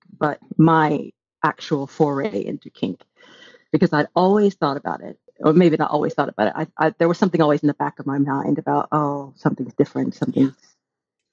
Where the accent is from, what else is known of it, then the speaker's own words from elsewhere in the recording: Bible Belt, the South, United States; also born or lived in Texas; now in United Kingdom; I grew up in the Bible Belt